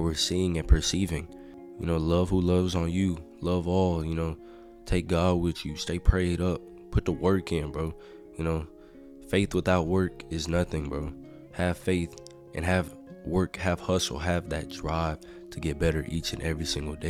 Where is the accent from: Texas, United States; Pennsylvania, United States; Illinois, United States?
Texas, United States; I'm from Texas, man. We do everything bigger here